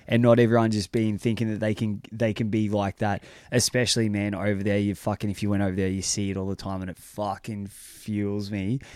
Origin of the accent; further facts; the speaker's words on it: United States; I'm an American